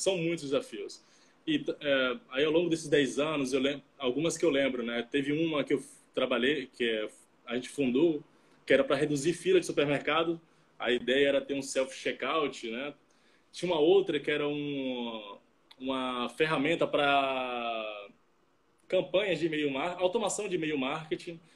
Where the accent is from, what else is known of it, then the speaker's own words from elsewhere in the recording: Salvador, Bahia, Brazil; moved away as an adult; also born or lived in Rio de Janeiro; now in Vitória, Brazil; sou natural de Salvador, mas é, os últimos seis anos eu morei no Rio de Janeiro, e, mas agora eu estou indo morar em Vitória